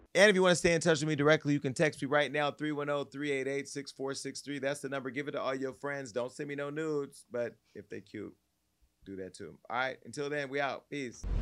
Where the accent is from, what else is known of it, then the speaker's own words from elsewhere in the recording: Stockton, California, United States; moved away; my hometown of Stockton